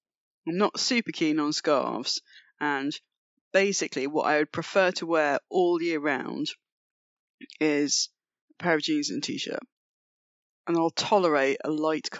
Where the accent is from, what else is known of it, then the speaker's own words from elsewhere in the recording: United Kingdom; also born or lived in the north (of Britain); I'm pretty British in that regard.